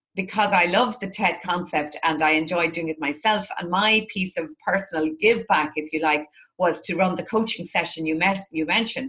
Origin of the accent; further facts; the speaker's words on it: Drogheda, Leinster, Ireland; my hometown, which is Drogheda in the northeast of Ireland